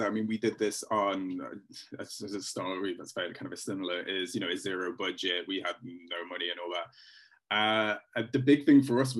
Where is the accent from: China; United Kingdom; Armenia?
United Kingdom; Stoke-on-Trent, West Midlands; now in London, United Kingdom; my hometown in Stoke